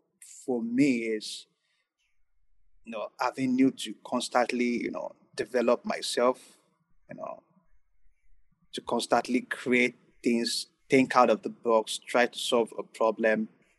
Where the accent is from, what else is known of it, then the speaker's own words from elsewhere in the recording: Nigeria; I'm not going to generalize all the African. I'm just a Nigerian client.